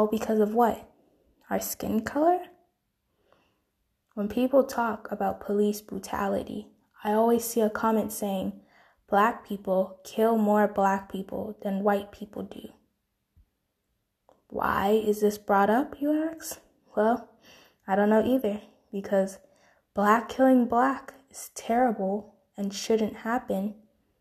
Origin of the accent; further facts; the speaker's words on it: United States; proud of being American, proud to live in the land of the free.